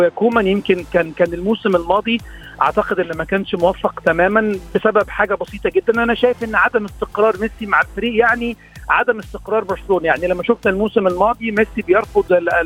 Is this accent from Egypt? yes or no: yes; Egypt; كمصريين وكعرب